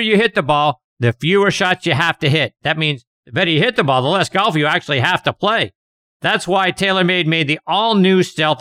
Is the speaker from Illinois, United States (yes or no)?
no; Pittsburgh, Pennsylvania, United States; I'm from Pittsburgh